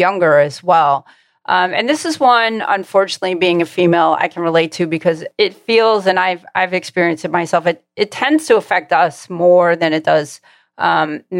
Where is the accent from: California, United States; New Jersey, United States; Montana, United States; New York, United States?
New York, United States; Long Island; I grew up on Long Island